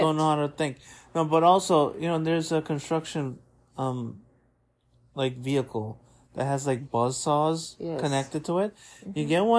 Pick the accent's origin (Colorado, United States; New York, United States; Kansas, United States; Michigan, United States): New York, United States; New York City; you know, we're from Brooklyn.